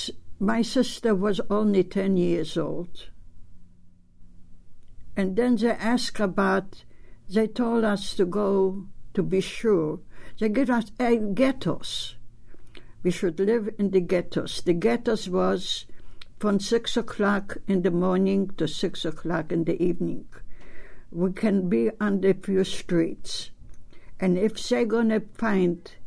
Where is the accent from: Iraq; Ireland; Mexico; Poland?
Poland; English is a second language; moved away as an adult; I was born in Poland, and I have a family of seven people